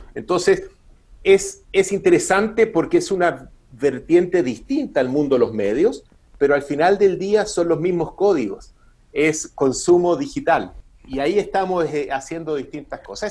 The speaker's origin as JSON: {"language": "Spanish", "country": "Chile"}